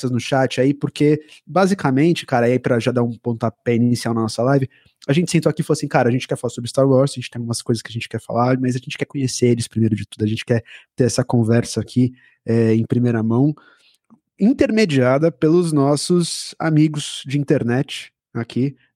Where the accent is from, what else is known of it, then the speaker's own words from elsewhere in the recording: Maceió, Alagoas, Brazil; eu também sou nordestino, eu sou de Alagoas, Maceió, ali do lado.